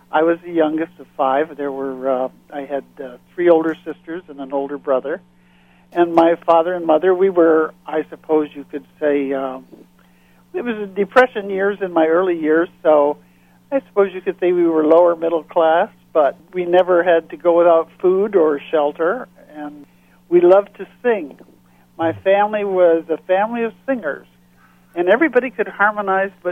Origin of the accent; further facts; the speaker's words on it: Battle Creek, Michigan, United States; moved away as an adult; now in Fort Lauderdale, United States; Well, I grew up in Michigan, in the southern part, in Battle Creek